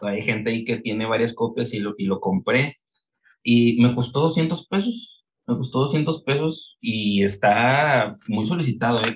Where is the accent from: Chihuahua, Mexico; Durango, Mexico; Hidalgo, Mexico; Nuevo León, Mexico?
Nuevo León, Mexico; Monterrey; yo soy de aquí de Monterrey